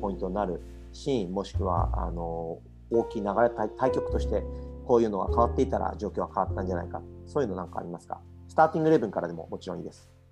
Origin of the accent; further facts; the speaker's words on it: Japan; now in Australia; 僕たちの生まれ育ったというか、え国である日本